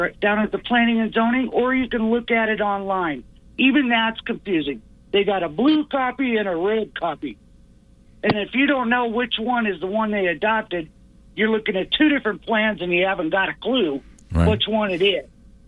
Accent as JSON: {"language": "English", "town": "Detroit", "region": "Michigan", "country": "United States", "moved": "yes", "lives_now": "Natrona County, Wyoming, United States", "said": "I'm from Detroit."}